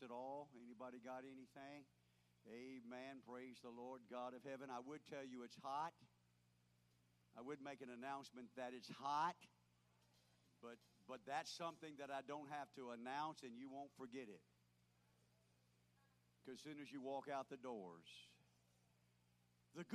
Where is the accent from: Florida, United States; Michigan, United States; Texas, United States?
Florida, United States; moved away; where we grew up in Florida